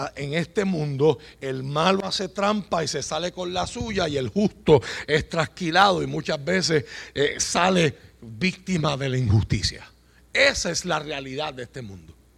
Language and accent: Spanish; Puerto Rico; Usted y yo vivimos en Puerto Rico